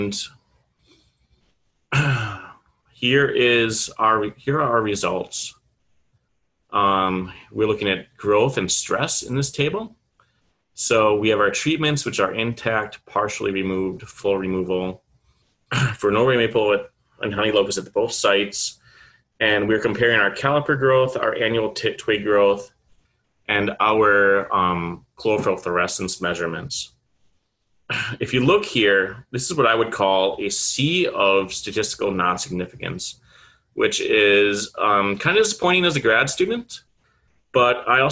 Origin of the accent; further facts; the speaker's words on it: Manitowoc, Wisconsin, United States; moved away; Manitowoc, Wisconsin, which is along Lake Michigan, my hometown.